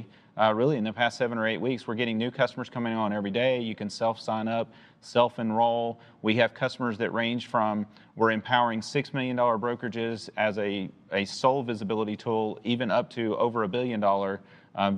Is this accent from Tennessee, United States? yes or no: yes; Chattanooga, Tennessee, United States; I'm from Chattanooga. My whole career has been basically in Chattanooga